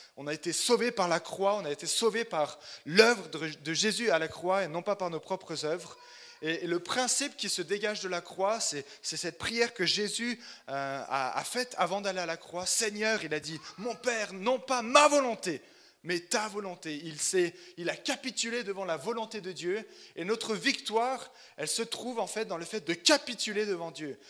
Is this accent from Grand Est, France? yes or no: no; Chalon-sur-Saône, Bourgogne-Franche-Comté, France; moved away as an adult; now in Oslo, Norway; Je suis né à Chalon-sur-Saône, donc je suis bourguignon